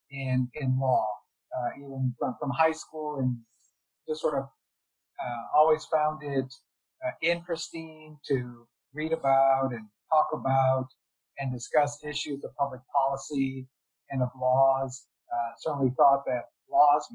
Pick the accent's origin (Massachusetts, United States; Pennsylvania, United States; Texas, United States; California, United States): Texas, United States; Harlingen; also born or lived in New Haven / Houston; I grew up in South Texas in a town called Harlingen